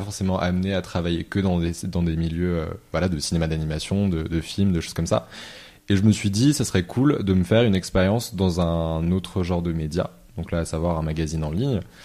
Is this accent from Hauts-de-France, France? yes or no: no; Lyon, Auvergne-Rhône-Alpes, France; je suis originaire de Lyon